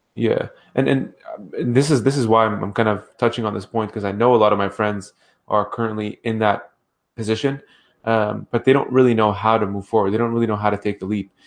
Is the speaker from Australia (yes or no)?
no; Ottawa, Ontario, Canada; I grew up in Ottawa